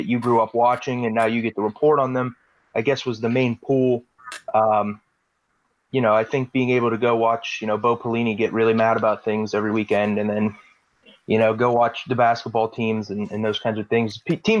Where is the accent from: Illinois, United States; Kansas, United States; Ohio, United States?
Ohio, United States; Youngstown; I'm born and raised in Youngstown.